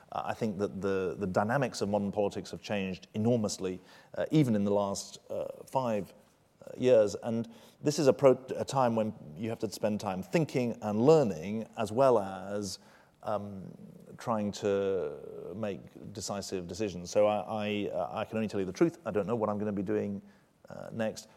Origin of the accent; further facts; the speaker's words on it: United Kingdom; moved away; I'm, uh, as British and patriotically British as I've ever been